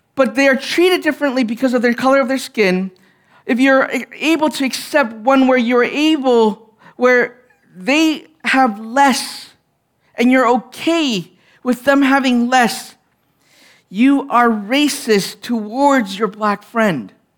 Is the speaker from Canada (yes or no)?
yes; Canada; as a young man, being Chinese Canadian in an all-white culture